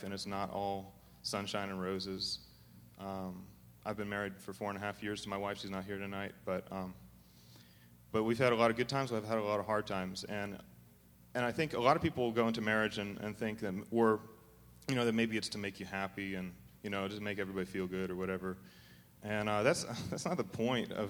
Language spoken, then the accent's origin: English; Arizona, United States; we're from Arizona